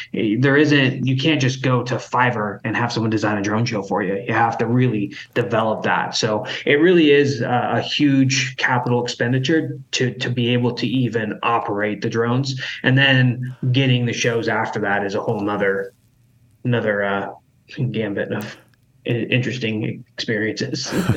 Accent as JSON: {"language": "English", "region": "Idaho", "country": "United States", "tie": "born or raised there", "said": "growing up in Idaho"}